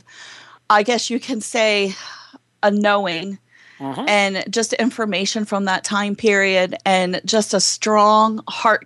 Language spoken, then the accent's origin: English; Baltimore, Maryland, United States; accent: Southern; Baltimore; I grew up in Baltimore, Maryland.